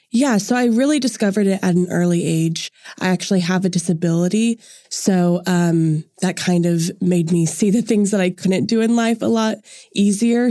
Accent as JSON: {"language": "English", "town": "Edmond", "region": "Oklahoma", "country": "United States", "said": "I'm originally from Edmond, and I go to the University of Central Oklahoma"}